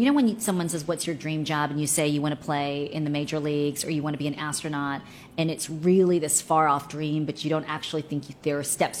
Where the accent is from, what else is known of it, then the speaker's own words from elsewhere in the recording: Maryland, United States; also born or lived in South Korea; I'm a total local girl. Right. I grew up in Prince George's County and Montgomery County, and mm-hmm. I went to the University of Maryland.